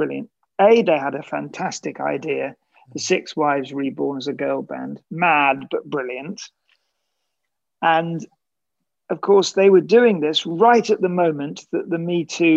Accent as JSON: {"language": "English", "country": "United Kingdom", "said": "as a British writer"}